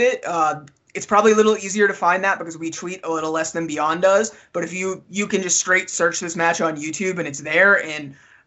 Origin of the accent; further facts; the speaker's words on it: Massachusetts, United States; I'm from Massachusetts normally